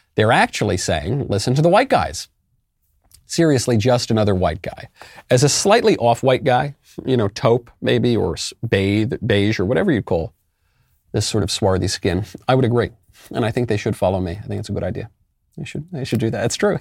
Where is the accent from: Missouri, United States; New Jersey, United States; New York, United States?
New York, United States; New York City; moved away as an adult; also born or lived in California; now in Tennessee, United States; I'm a New Yorker, as you may know, and I did leave New York, and I'm, I left New York originally for California